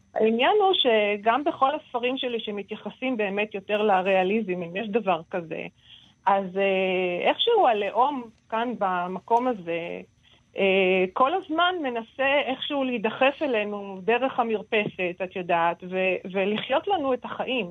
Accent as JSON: {"language": "Hebrew", "country": "Israel", "said": "בתור סופרת ישראלית"}